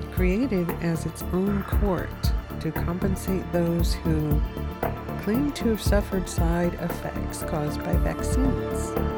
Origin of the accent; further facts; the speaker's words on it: United States; America because that is my home country